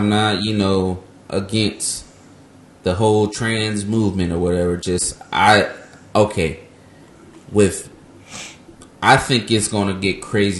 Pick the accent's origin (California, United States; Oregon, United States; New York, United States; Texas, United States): California, United States; Ontario; I'm from Ontario, not Canada.